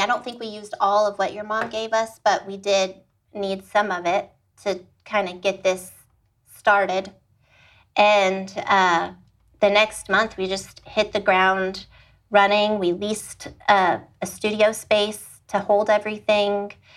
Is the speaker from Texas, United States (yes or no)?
yes; Austin, Texas, United States; moved away as an adult; now in Fort Worth, United States; I am originally from Austin, Texas